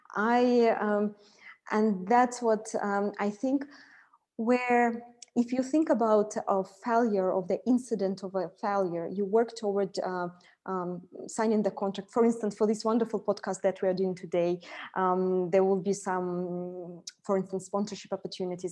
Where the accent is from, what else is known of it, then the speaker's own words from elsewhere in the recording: Siberia, Russia; moved away as an adult; now in Dubai, United Arab Emirates; I was born in uh, Siberia